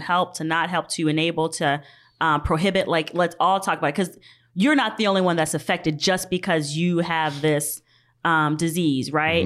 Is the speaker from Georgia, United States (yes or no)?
yes; Georgia, United States; moved away; I'm from Georgia